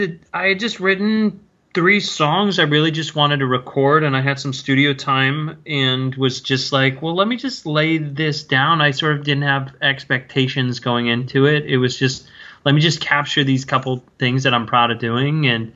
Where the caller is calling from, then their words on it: Edgewater, New Jersey, United States; I'm calling from actually Edgewater, New Jersey, just across the Hudson River from New York City.